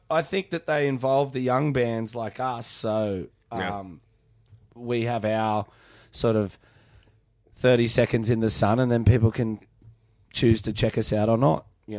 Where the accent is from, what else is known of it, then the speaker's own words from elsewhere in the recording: Australia; as an Australian